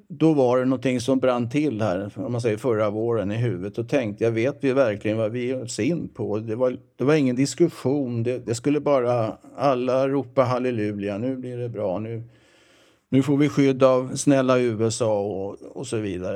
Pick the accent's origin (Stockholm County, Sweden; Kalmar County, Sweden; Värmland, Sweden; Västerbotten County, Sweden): Stockholm County, Sweden; southern suburbs of Stockholm; also born or lived in Växjö, Småland; jag är visserligen född i Växjö, som jag sa, eller Småland. Då, då. Men jag kom till Stockholm 1956 och är uppvuxen i Stockholms södra förorter. Eh, Trångsund, Skogås